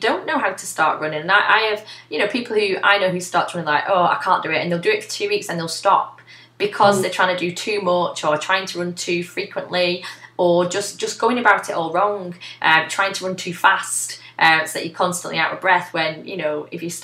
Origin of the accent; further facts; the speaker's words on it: Bolton, North West England, United Kingdom; I grew up in Bolton